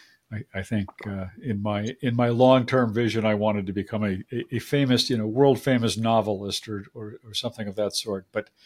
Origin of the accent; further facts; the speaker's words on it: Agawam, Massachusetts, United States; I grew up in a very, you know, sort of suburban, small town